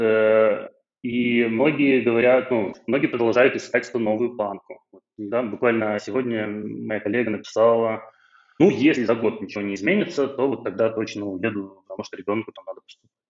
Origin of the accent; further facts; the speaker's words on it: Belarus; moved away as an adult; now in Georgia; я белорус